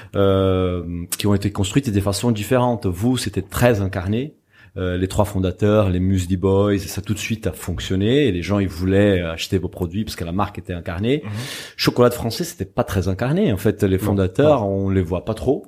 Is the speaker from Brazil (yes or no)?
yes; Brazil; moved away; Je suis brésilien et je, suis ma famille en fait est d'origine portugaise